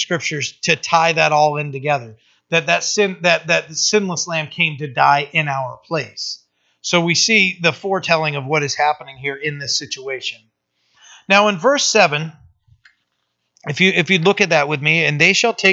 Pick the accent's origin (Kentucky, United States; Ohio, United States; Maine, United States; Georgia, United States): Maine, United States; Bucksport; I was born in the house. That's where I lived for my first 15 years of life.